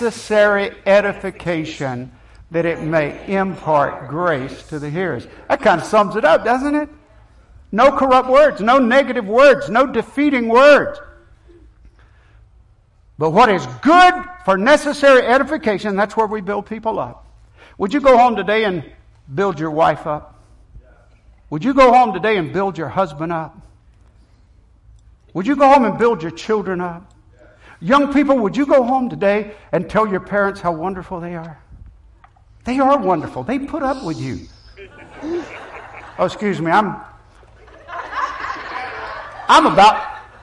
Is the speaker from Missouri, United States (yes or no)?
no; Sopchoppy, Florida, United States; when I was growing up in Sopchoppy, my family was not a sold-out, dedicated Christian family.